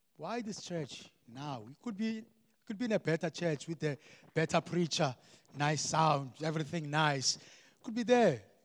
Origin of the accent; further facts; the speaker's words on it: Eastern Cape, South Africa; I grew up in the Eastern Cape.